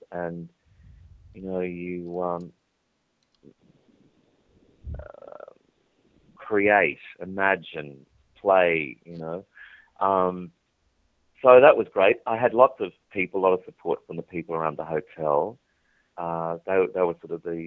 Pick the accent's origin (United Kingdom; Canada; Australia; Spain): Australia; Charleville, Queensland; I was born in Charleville in central Queensland, which is a sheep country.